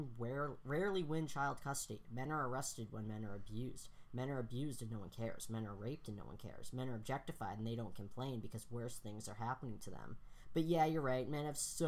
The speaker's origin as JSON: {"language": "English", "region": "Massachusetts", "country": "United States", "said": "we're from Massachusetts."}